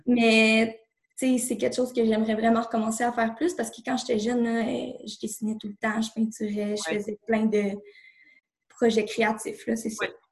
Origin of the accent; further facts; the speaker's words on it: Laval, Quebec, Canada; moved away as an adult; now in Saint-Jérôme, Canada; je suis née à Laval. Euh, j'ai toujours euh, habité là avec mes parents. tout récemment, j'ai déménagé à Saint-Jérôme, dans les Laurentides.